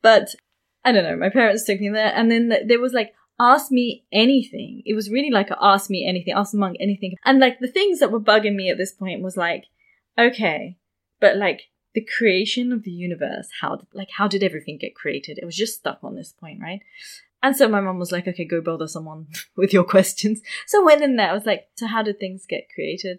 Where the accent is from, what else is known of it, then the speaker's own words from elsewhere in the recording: London, United Kingdom; where I grew up in London